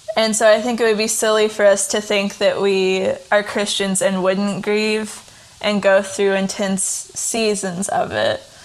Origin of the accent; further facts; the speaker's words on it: Tennessee, United States; now in Kentucky, United States; I'm from Tennessee originally. I currently live in Kentucky with my husband Taylor.